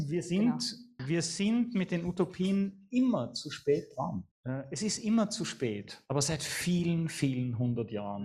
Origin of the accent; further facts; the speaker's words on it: Vienna, Austria; ich bin Wiener